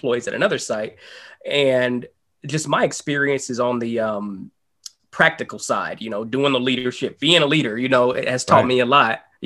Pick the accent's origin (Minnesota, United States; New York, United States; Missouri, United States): Missouri, United States; Kansas City; now in Cincinnati, United States; I'm a behavioral scientist based in Cincinnati, Ohio. I'm originally from Kansas City, Missouri